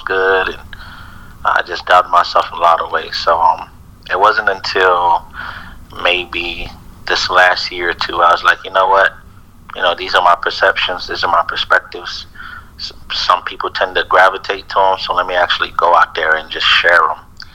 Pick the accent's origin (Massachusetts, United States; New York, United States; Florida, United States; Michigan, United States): Florida, United States; Naples; I was born here in Naples, Florida.